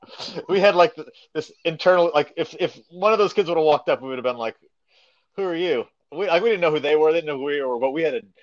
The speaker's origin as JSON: {"language": "English", "town": "Webster Groves", "region": "Missouri", "country": "United States", "tie": "born or raised there", "said": "Basically, I grew up in Webster Groves."}